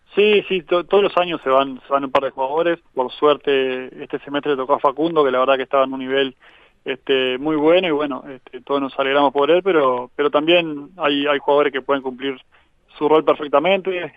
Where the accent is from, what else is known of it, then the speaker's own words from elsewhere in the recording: Agraciada, Soriano, Uruguay; now in Carmelo, Uruguay; yo soy de Agraciada, que está a unos 80 kilómetros de Colonia, más allá que ahora vivo en Carmelo